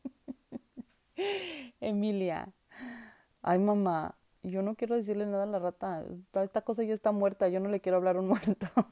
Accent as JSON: {"language": "Spanish", "country": "Mexico", "moved": "yes", "lives_now": "Vancouver, Canada", "said": "somos los mexicanos"}